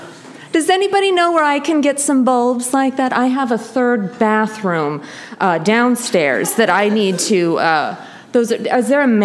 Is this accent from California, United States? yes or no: yes; California, United States; I'm from Orange County, and.